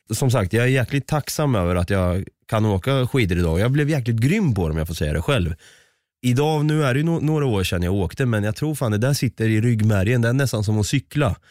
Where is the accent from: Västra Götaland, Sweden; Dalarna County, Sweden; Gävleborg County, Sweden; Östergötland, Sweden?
Östergötland, Sweden; du och jag som är från Östergötland